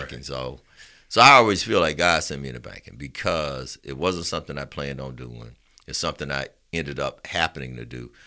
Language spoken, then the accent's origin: English; Roosevelt City, Alabama, United States; I'm from Roosevelt City.